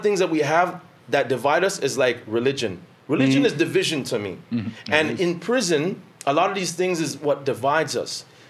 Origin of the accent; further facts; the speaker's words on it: Toronto, Ontario, Canada; But yeah, but you see, when I was growing up in Regent Park